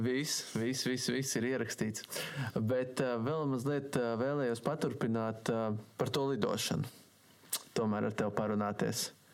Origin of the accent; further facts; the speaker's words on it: Sigulda, Latvia; es esmu no Siguldas